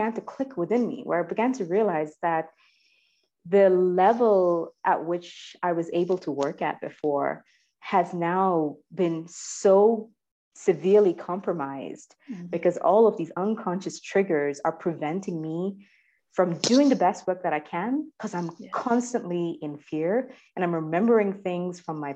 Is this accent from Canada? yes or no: no; India; moved away; as Indian